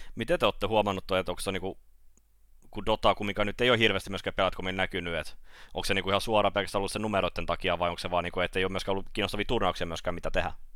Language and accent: Finnish; Turku, Southwest Finland, Finland; mä oon turkulainen